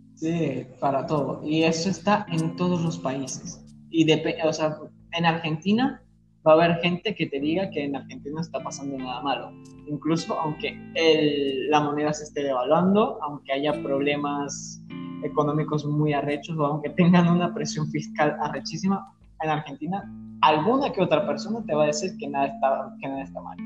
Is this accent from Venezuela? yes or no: yes; Venezuela; aquí en, en mi país, en Venezuela